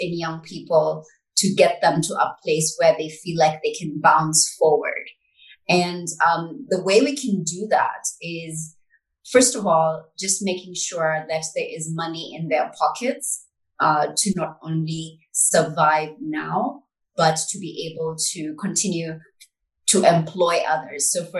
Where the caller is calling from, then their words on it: Nairobi, Kenya; I'm joining you from Nairobi